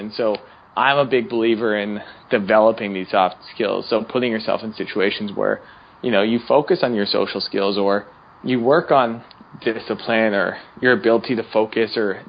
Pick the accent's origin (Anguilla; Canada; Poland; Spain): Canada; now in United States; When I moved from Canada to the U.S., I also lost a percentage of my friends because I no longer lived in the same town.